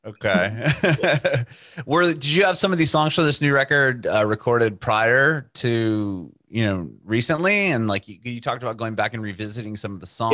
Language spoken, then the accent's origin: English; San Diego, California, United States; moved away as an adult; now in Nashville, United States; I'm from San Diego originally